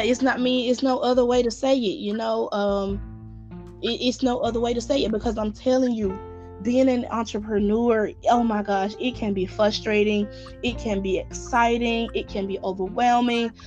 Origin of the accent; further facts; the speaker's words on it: Atlanta, Georgia, United States; I'm from Atlanta, Georgia